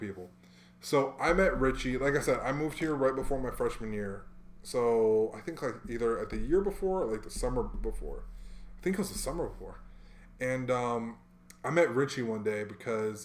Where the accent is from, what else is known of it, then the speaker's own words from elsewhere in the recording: Hawaii, United States; And I'm from Hawaii, bro.